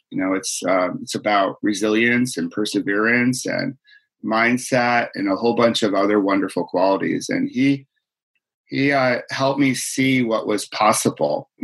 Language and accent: English; Rochester, New York, United States; I grew up in Rochester, New York